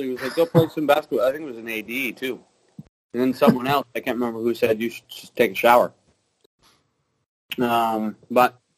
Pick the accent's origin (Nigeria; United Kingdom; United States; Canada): Canada; British Columbia; I grew up in Vancouver Island and uh, fairly big family, and I, I grew up mainly playing competitive sports.